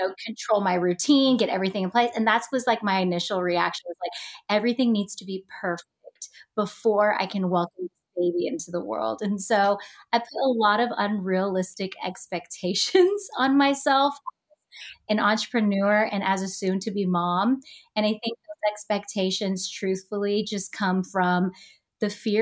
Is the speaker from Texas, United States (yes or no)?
yes; Texas, United States; moved away as an adult; also born or lived in Los Angeles, United States; back here in my hometown after 7 years in LA, being back in Texas